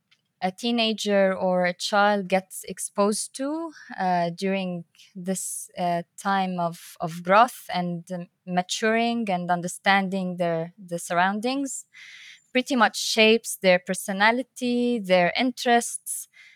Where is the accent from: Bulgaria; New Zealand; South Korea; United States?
Bulgaria; born there; also born or lived in Tunisia / Libya; I was born in Bulgaria. We moved then to Tunisia and Libya, and my parents before that were also all over the place between Syria and Lebanon.